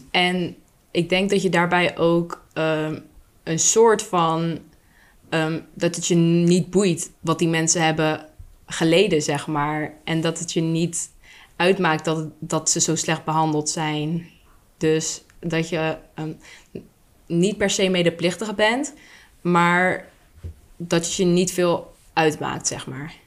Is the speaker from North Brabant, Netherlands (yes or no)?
no; Vlaardingen, South Holland, Netherlands; now in Schiedam, Netherlands; ben ik geboren in Vlaardingen